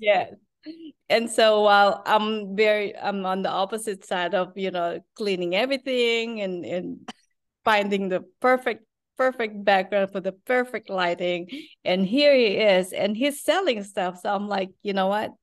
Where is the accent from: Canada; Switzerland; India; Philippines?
Philippines; moved away as an adult; now in Texas, United States; I was born and raised in the Philippines. We live in Texas now.